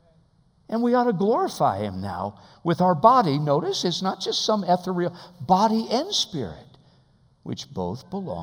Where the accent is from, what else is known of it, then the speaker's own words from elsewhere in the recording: United States; as American believers